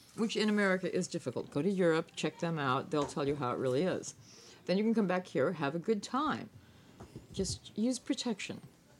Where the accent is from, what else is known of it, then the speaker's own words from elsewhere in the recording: Las Vegas, Nevada, United States; moved away; I grew up in Las Vegas.